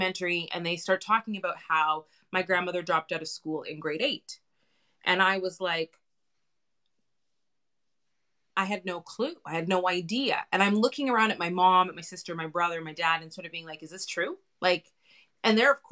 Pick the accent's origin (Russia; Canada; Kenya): Canada; my own experiences growing up in Canada